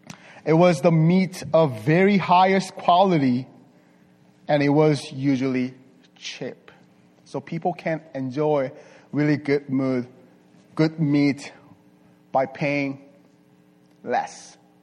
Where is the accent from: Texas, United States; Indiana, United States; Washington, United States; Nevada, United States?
Nevada, United States; Las Vegas; English is a second language; I'm from Las Vegas. From Las Vegas. But I'm not a gambler, sir.